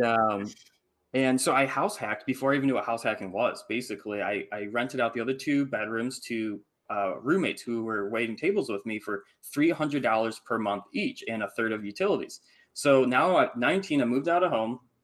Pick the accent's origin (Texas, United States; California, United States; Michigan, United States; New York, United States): Michigan, United States; I grew up in Michigan, like in the Midwest, in the cold